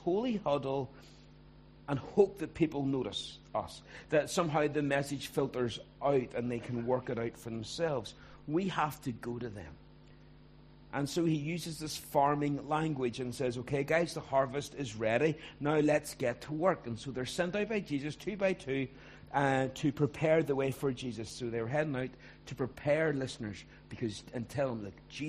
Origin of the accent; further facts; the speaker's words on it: Ballymena, Northern Ireland, United Kingdom; also born or lived in Belfast; I grew up in Ballymena